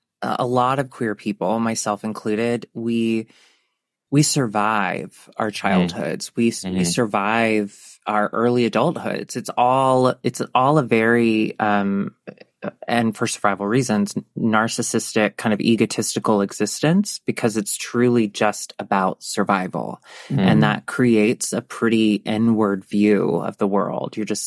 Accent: the South, United States; One thing, like, for our generation and growing up in the South, okay.

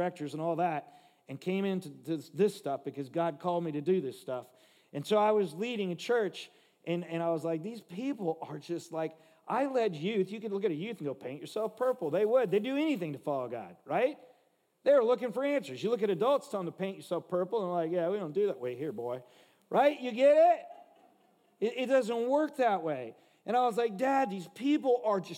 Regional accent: Los Angeles, California, United States; I grew up in Watts, L.A., if you know what that is, the slums

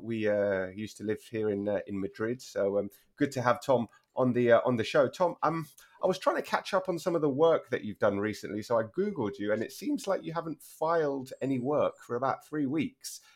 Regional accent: United Kingdom; moved away as an adult; now in Spain; I'm very British in that respect. Still, after 12 years here

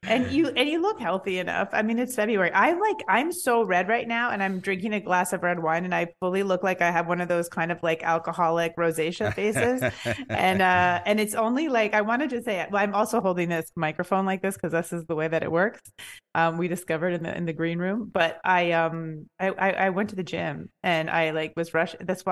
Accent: Canada; now in New York, United States; I'm in New York now. I'm Canadian, but I live here.

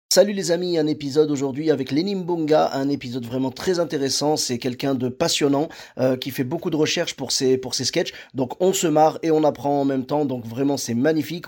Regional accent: Morocco; nous, au Maroc, on a un peu la même chose, tu vois. Moi, je parle marocain.

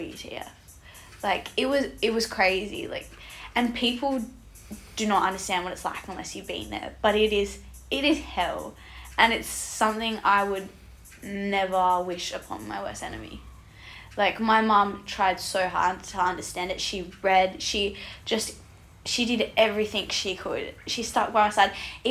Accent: the Pilbara, Western Australia, Australia; I grew up in the Pilbara up north.

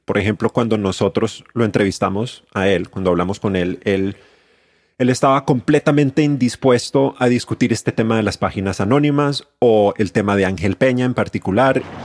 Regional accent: Colombia; now in Mexico; La gente encontró que yo soy colombiano, se dio cuenta de que yo soy colombiano

